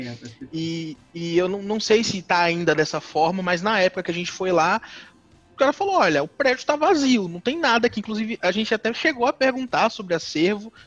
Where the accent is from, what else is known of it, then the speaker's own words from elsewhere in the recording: Salvador, Bahia, Brazil; also born or lived in interior of São Paulo state; eu sou de Salvador, minha vida inteira eu morei em Salvador